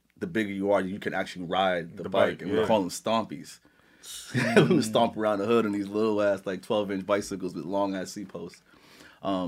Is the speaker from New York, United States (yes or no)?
yes; New York City, New York, United States; So I grew up in Laurelton